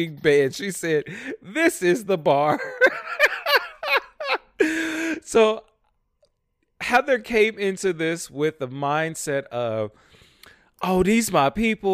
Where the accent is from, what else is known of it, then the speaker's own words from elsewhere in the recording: Midwest, United States; I am a fucking pierogi eating Midwest boy to the fucking core